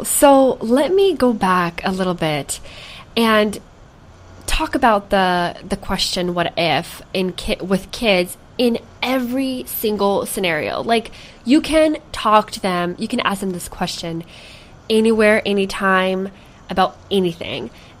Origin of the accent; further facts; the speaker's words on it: Ukraine; this is me in my culture. Like, I was raised in Ukraine and, you know, parents were raising us.